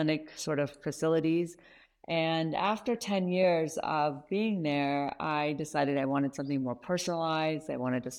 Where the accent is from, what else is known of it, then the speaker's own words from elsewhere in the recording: Kentucky, United States; moved away; also born or lived in Iran; I actually ended up growing up in Kentucky, of all places, and then slowly migrated out west.